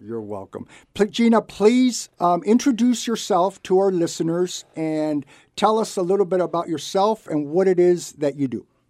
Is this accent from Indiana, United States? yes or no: no; Santa Barbara, California, United States; I was born and raised in Santa Barbara. I was lucky enough to grow up here